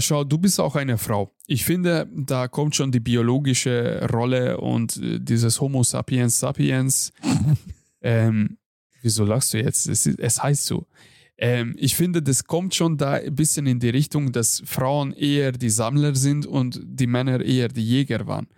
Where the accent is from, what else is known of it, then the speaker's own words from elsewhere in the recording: Hungary; moved away; bei uns in Ungarn